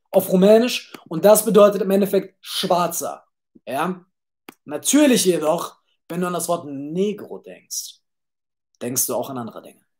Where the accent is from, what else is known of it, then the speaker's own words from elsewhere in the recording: Düsseldorf, North Rhine-Westphalia, Germany; also born or lived in Cologne; now in Vienna, Austria; Geboren, gebo geboren, aufgewachsen in Düsseldorf, vier Jahre in Köln bis 18, mit, dann von zu Hause abgehauen, vier Jahre in Köln gelebt und jetzt mittlerweile in äh, Wien.